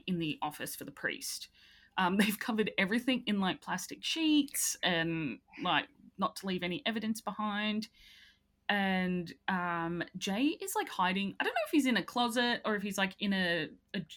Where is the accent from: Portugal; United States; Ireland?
Ireland; as an Irish person